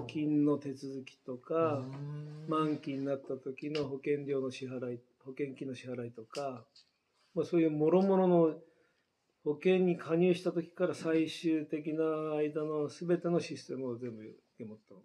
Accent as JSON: {"language": "Japanese", "town": "Ogawa", "region": "Nagano", "country": "Japan", "tie": "born or raised there", "also_born_or_lived": "Tokyo", "moved": "as an adult", "said": "もともと僕は小川村育ちで小川村生まれ育って東京に出て"}